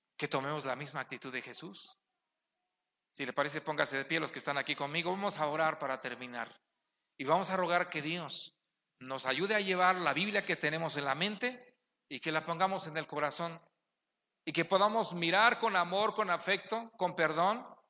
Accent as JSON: {"language": "Spanish", "town": "Ixmiquilpan", "region": "Hidalgo", "country": "Mexico", "said": "Somos de Ixmiquilpan"}